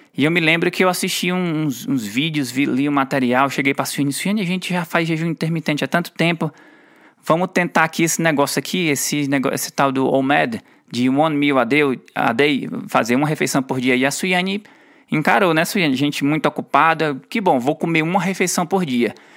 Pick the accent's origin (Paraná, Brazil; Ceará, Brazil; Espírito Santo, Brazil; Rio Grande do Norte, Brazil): Ceará, Brazil; moved away; Nós somos nordestinos orgulhosos. A gente mora fora do, fora do Ceará por muito tempo, mas o Ceará não sai da gente